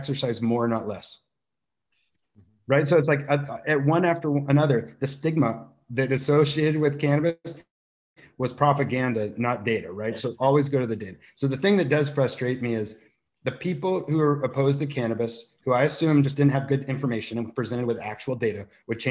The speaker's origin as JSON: {"language": "English", "town": "Santa Barbara", "region": "California", "country": "United States", "tie": "born or raised there", "also_born_or_lived": "Boulder, Colorado", "said": "Santa Barbara's my hometown. I went to Foothill Elementary School"}